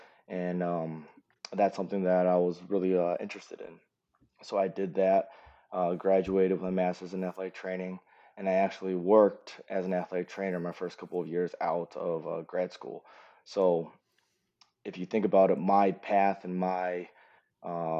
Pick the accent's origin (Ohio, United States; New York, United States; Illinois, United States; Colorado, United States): Ohio, United States; Cleveland; moved away as an adult; I'm originally from Cleveland, Ohio